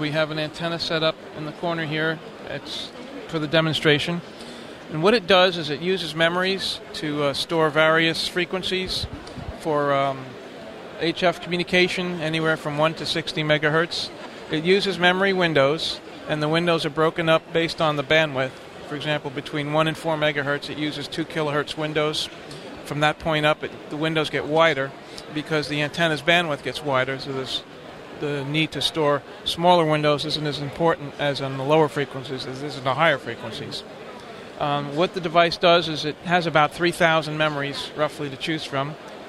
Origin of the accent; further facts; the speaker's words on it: Ocala, Florida, United States; Ocala, Florida.